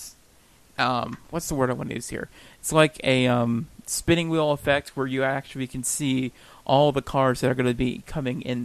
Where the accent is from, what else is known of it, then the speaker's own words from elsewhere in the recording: United States; we're American.